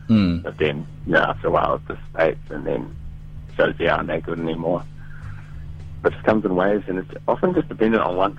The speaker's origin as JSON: {"language": "English", "town": "Whanganui", "region": "Manawatū-Whanganui", "country": "New Zealand", "tie": "born or raised there", "said": "I'm also from Whanganui, which is a small town in North Island."}